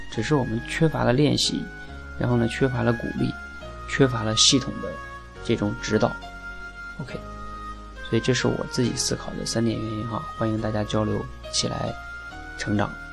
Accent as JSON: {"language": "Chinese", "country": "China", "first_language": "Chinese", "said": "因为中国话呢，是我们中国人的母语"}